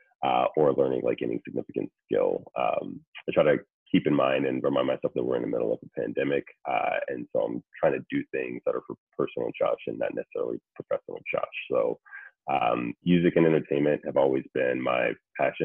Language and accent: English; Ohio, United States; moved away as an adult; also born or lived in Syracuse, New York; now in New York City, United States; I'm originally from Ohio